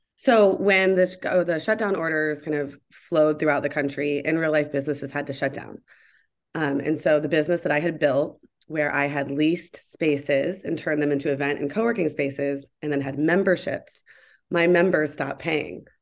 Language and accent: English; Columbus, Ohio, United States; moved away as an adult; also born or lived in Atlanta, Georgia / New York / Seattle; I grew up in Columbus, Ohio, with a great family